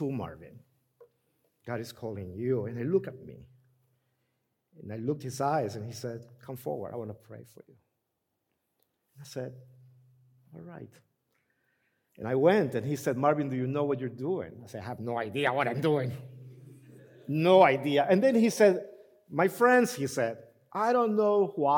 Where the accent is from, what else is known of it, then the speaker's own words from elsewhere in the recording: Honduras; moved away; I'm from Honduras